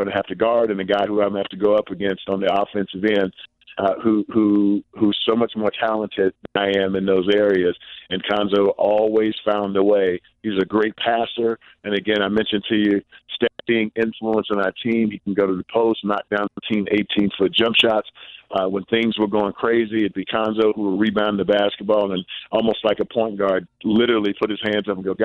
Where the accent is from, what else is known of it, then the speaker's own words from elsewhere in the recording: East St. Louis, Illinois, United States; moved away as an adult; growing up in the projects